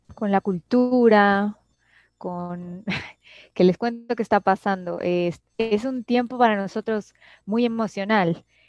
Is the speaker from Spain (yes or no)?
no; Mexico; desde mi perspectiva como mexicana